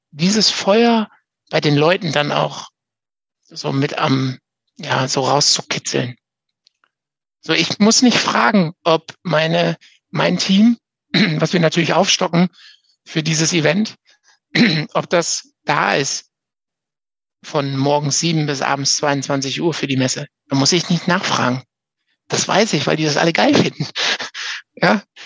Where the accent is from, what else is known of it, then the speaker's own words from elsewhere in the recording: Münsterland, North Rhine-Westphalia, Germany; hier in, in NRW zumindest, bei uns im Münsterland